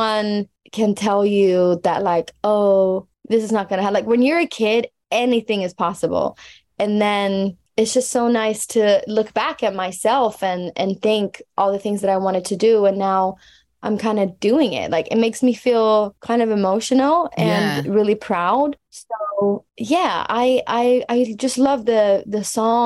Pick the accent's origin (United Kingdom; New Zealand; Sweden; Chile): Sweden; Stockholm, Stockholm County; my hometown